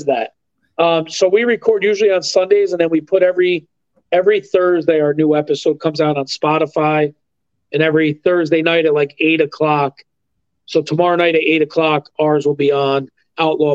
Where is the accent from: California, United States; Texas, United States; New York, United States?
New York, United States; Mount Marion; I grew up in Mount Marion